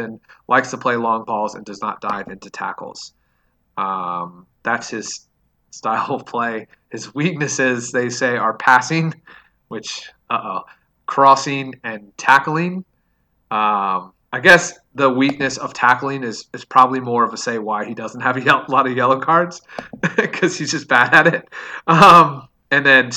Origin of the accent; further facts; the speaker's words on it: United States; I'm American.